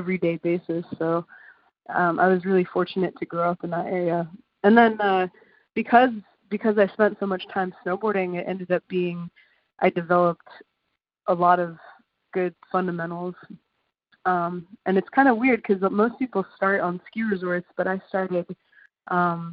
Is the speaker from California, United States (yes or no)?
no; Alaska, United States; now in San Francisco, United States; I grew up in a place in Alaska where people commercial fish for a living